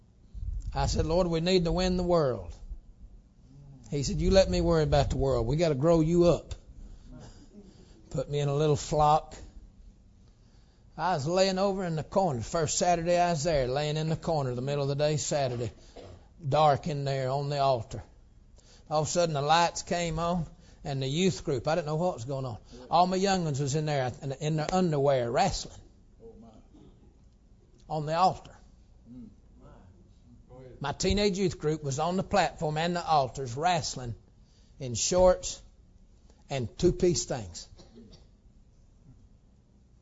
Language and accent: English; the South, United States; I'm from the South